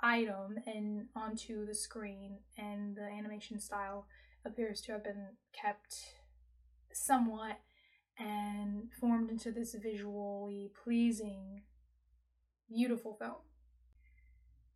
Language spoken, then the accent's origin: English; United States; So I am very American, and a Black American experience is the only sort of culture that I have